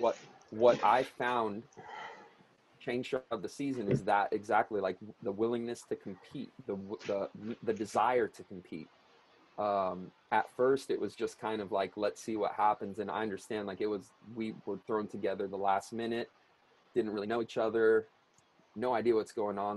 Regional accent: Long Beach, California, United States; where I grew up in Southern California and at Long Beach

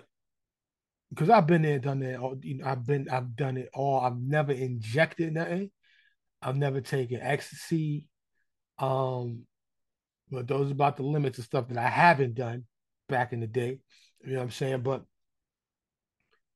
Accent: New York City, New York, United States; growing up in New York City, you know, I'm a kid born in the 60s

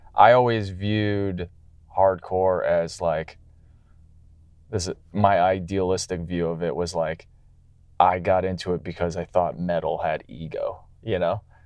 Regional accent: Canada; moved away; I'm coming from Canada

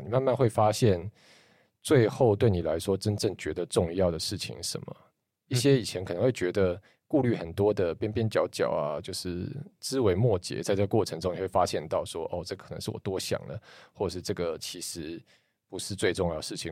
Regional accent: Zhonghe, New Taipei, Taiwan; 因为我的渊源就是我是外省家庭嘛，然后我爷爷奶奶，我爷爷是军人啦，所以也是嗯。一九四九年来台湾。那我爷爷奶奶到台湾以后，其实他们就一直住在中和，然后所以我爸小时候也是在中和南山路出生长大。后来当然我爸在台北市买房子嘛，但我小时候还是 包括说我们每一年过年就是回综合，然后我小时候有时候给，给我奶奶带，所以也是会在综合这边

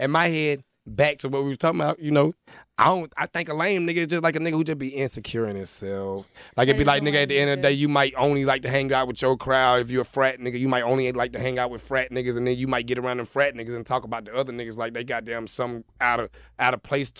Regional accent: San Diego, California, United States; born there; I was born in California. But I've been down here for a very long time. I was born in San Diego.

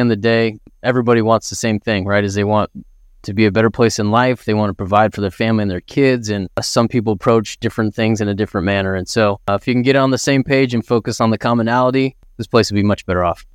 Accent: Idaho, United States; I grew up in Idaho, right? A small town in Idaho, grew up out in the country

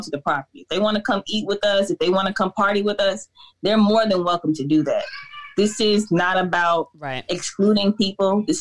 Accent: United States; also born or lived in Atlanta; as a Black American

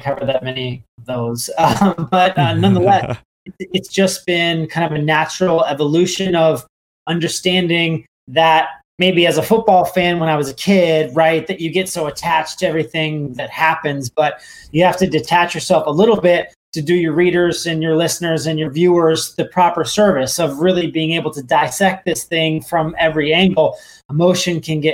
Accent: San Diego, California, United States; I was born in San Diego way back when

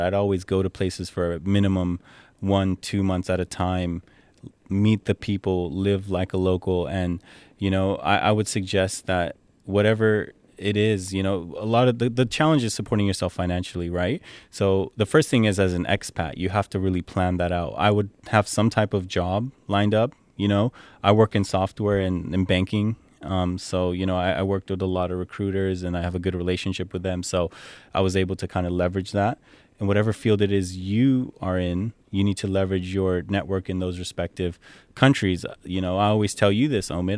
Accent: San Jose, California, United States; moved away as an adult; also born or lived in Edmonton, Canada / Dubai, United Arab Emirates; I grew up in California, well, Bay Area, California. Um, you know, lived there my whole life

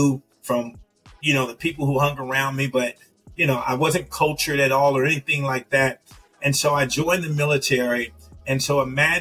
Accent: Compton, California, United States; moved away as an adult; also born or lived in Europe; I was raised in this city called Compton

